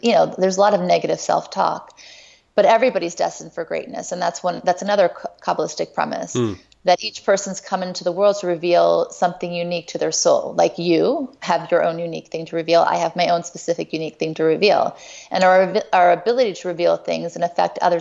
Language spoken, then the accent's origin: English; Thibodaux, Louisiana, United States; I was born in Thibodaux, Louisiana